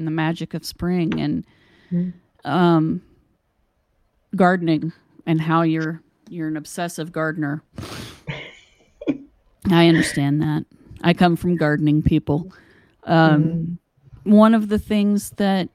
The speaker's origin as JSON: {"language": "English", "region": "West Virginia", "country": "United States", "tie": "born or raised there", "said": "here where I grew up in West Virginia"}